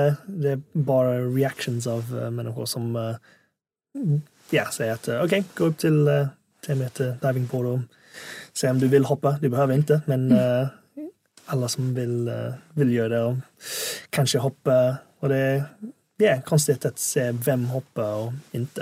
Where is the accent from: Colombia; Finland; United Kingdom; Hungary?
United Kingdom; England; Swedish is a second language; also born or lived in Hong Kong; now in Sweden; flyttade jag till England när jag var sju